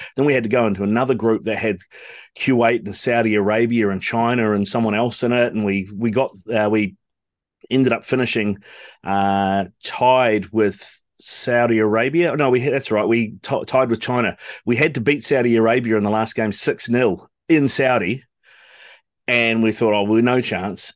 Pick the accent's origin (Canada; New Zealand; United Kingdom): New Zealand; I'm a Kiwi, but my mum's Italian and we kind of grew up as Italians